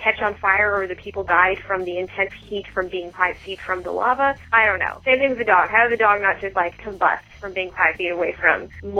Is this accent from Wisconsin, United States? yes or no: no; Washington, United States; I'm from Washington.